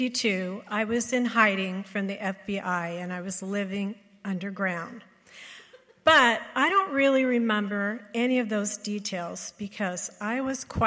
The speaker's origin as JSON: {"language": "English", "town": "Compton", "region": "California", "country": "United States", "tie": "born or raised there", "said": "I grew up in Compton, California"}